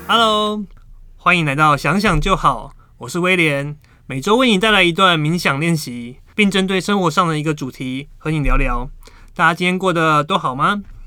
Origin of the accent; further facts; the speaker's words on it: Taiwan; 我们台湾人